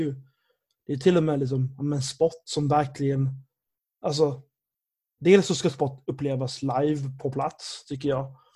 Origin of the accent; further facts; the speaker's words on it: Sweden; jag är uppväxt i Sverige